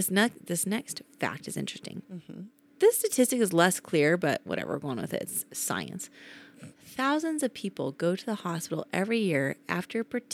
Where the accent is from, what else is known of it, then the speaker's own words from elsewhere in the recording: Utah, United States; I say pillow like an American. But I am from Utah, so we probably should say pillow.